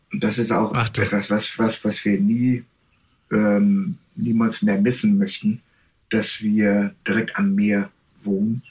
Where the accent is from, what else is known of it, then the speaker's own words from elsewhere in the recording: Germany; moved away as an adult; also born or lived in Texas, United States; now in Hawaii, United States; wir als Deutsche